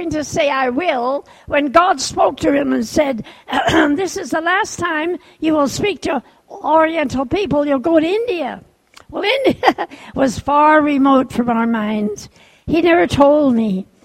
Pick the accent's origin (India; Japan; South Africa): Japan; born there; I was born in Japan. My parents were missionaries at the time.